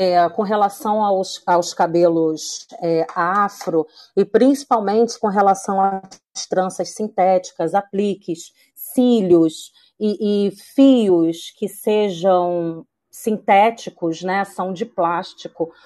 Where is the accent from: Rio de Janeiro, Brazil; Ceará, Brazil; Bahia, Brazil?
Rio de Janeiro, Brazil; eu sou do Rio de Janeiro